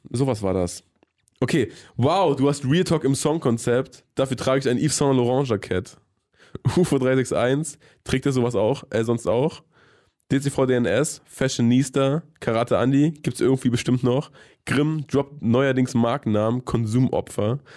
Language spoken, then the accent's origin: German; Nordhausen, Thuringia, Germany; Ey, ich komme aus Thüringen.